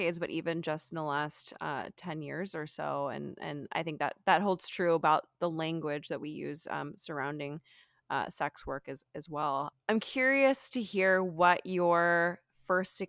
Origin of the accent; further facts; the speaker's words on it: Texas, United States; I grew up in Texas